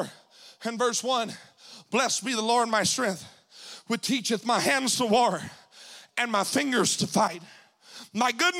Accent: Mississippi, United States; moved away as an adult; now in Spokane, United States; this little Mississippi boy

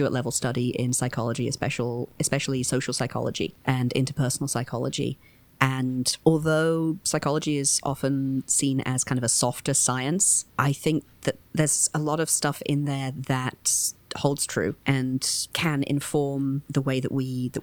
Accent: United Kingdom; now in United States; I am not from the United States originally. I grew up in the UK

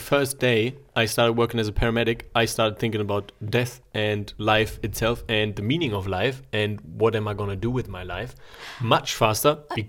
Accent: Germany; now in Zurich, Switzerland; I grew up in Germany

